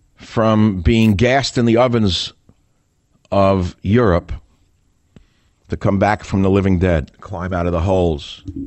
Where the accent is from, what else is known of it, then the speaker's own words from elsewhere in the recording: New York, United States; moved away as an adult; now in California, United States; I'm a guy from New York who went west